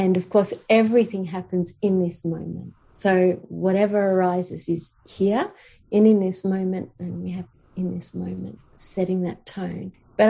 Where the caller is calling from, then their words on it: Queensland, Australia; I'm calling from Aboriginal land. So I'm in Queensland